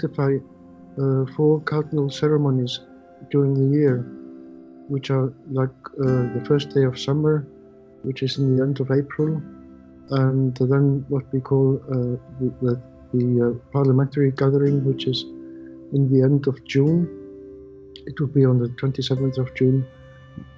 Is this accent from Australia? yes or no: no; Iceland; I came from Iceland